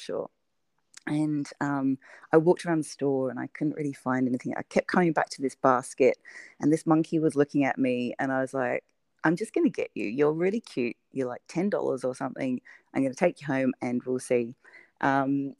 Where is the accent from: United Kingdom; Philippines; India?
United Kingdom; moved away as an adult; now in Australia; you might be able to tell from my weird accent that I'm originally from the UK, and okay. I moved to Australia about 10 years ago